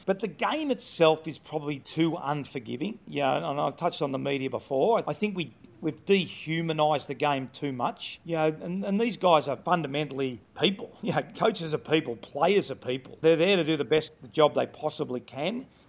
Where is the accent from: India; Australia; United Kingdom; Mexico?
Australia; Melbourne, Victoria; moved away as an adult; also born or lived in Sydney; I'm originally from Melbourne